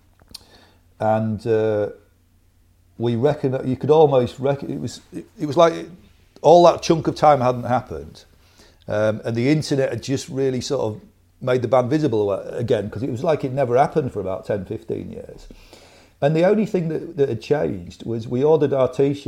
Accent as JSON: {"language": "English", "town": "Scarborough", "region": "Yorkshire and the Humber", "country": "United Kingdom", "also_born_or_lived": "London", "moved": "yes"}